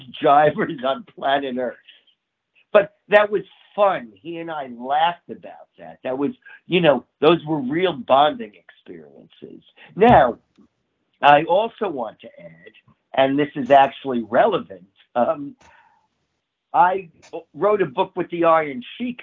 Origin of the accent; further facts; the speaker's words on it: New York City, New York, United States; also born or lived in Bronx; I was born in the Bronx, but raised in Queens, very close to Shea Stadium